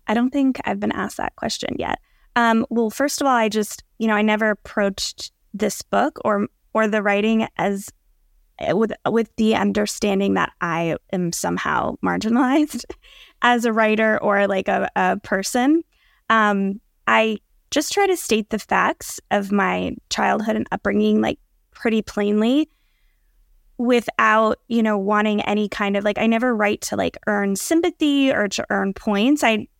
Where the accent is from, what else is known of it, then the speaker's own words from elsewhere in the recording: Allentown, Pennsylvania, United States; in terms of my upbringing, I was born in Allentown, Pennsylvania, which is a pretty large city in Pennsylvania, about an hour and a half from New York, an hour from Philly.